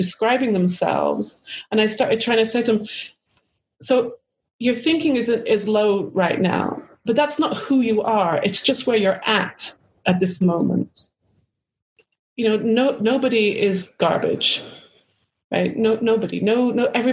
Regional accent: United Kingdom; moved away as an adult; also born or lived in Los Angeles, California; being British

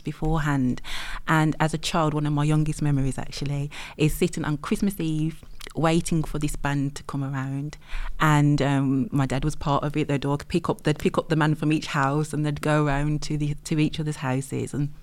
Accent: West Bromwich, West Midlands, United Kingdom; accent: Brummie; Sandwell girl. So I'm from West Bromwich

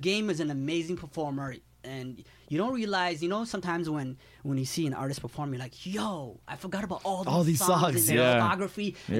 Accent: Toronto, Ontario, Canada; And I tell The Game, yo, we're from Toronto.

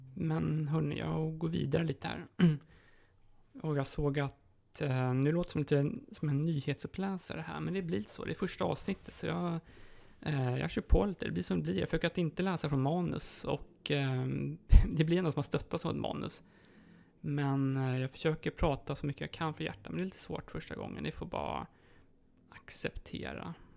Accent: Sweden; moved away as an adult; now in Poland; hemma i Sverige

